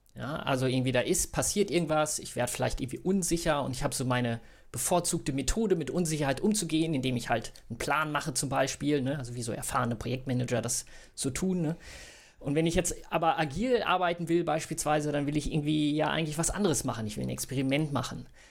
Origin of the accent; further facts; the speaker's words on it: Bückeburg, Lower Saxony, Germany; now in Hamburg, Germany; gebürtig aus Bückeburg, das sage ich auch mal gerne dazu, so ist in Mitte zwischen Bielefeld und Hannover.